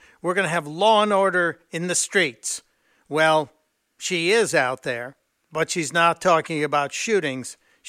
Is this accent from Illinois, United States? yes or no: yes; Chicago, Illinois, United States; moved away; my old hometown of Chicago.